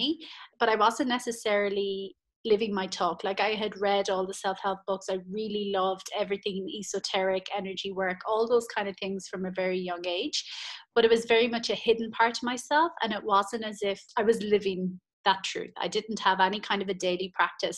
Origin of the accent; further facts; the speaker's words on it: Ireland; moved away as an adult; I'm Irish, and I was at home in Ireland